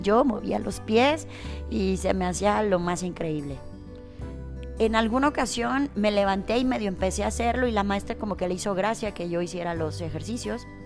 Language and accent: Spanish; Lagos de Moreno, Jalisco, Mexico; yo soy originaria de Lagos de Moreno, Jalisco